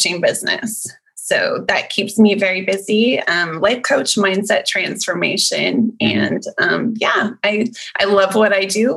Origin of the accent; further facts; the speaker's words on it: Canada; now in Central Texas, United States; I'm actually Canadian, so it was almost like going right back to my roots again